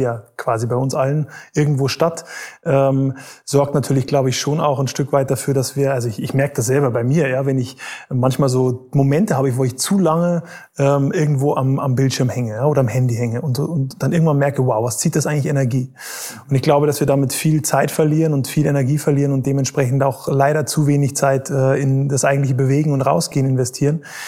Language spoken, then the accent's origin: German; Bavaria, Germany; ich bin eigentlich in Bayern aufgewachsen